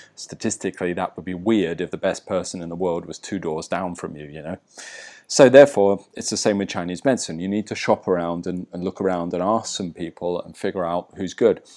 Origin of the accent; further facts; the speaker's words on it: England, United Kingdom; now in Bali, Indonesia; I'm English